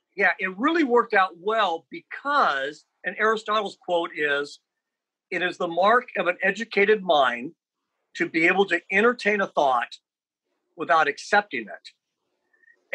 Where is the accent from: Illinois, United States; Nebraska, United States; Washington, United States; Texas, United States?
Nebraska, United States; Lincoln; I grew up in Lincoln and obviously very sheltered